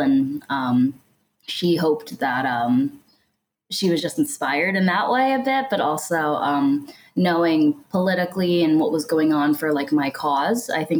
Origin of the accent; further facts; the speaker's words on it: Connecticut, United States; moved away as an adult; also born or lived in China; now in Chicago, United States; I grew up in Connecticut on the East Coast in New England